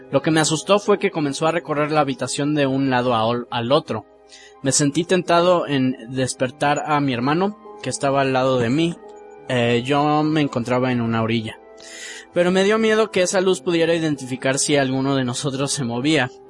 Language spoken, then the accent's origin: Spanish; San Luis Potosí, Mexico; bueno, mi historia sucedió cuando era niño y vivía en SLP, o sea, San Luis Potosí.